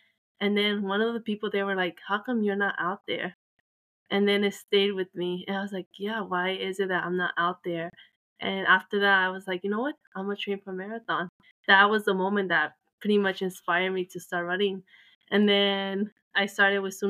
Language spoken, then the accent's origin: English; El Salvador; I was born in Salvador